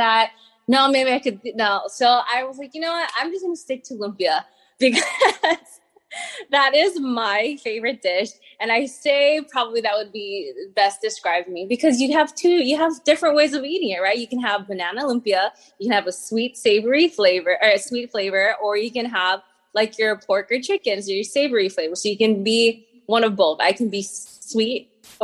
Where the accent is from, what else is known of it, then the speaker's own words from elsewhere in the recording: Hawaii, United States; moved away as an adult; also born or lived in Arizona; now in New York City, United States; grew up in Hawaii, moved across the U.S. to help pursue my husband's dream